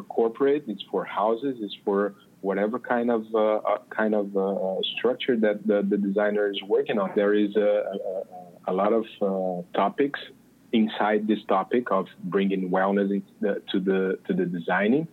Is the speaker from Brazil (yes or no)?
yes; Brazil; accent: Brazilian; English is a second language; moved away as an adult; now in Los Angeles, United States; I'm from Brazil. I moved to the United States just about a year and something ago.